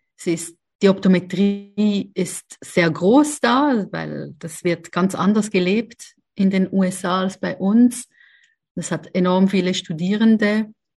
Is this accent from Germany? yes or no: no; Switzerland; also born or lived in Zurich; Aber aufgewachsen bin ich in der Schweiz